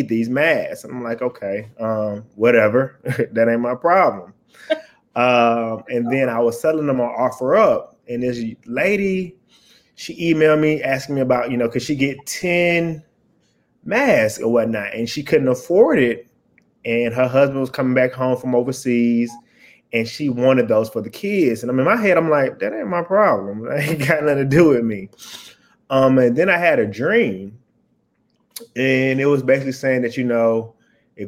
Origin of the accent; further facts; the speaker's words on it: Atlanta, Georgia, United States; I'm from Atlanta, Georgia.